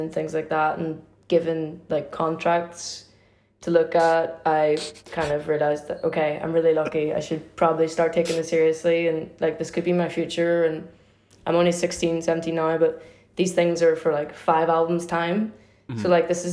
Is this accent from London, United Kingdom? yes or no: no; Derry, Northern Ireland, United Kingdom; where I grew up in Derry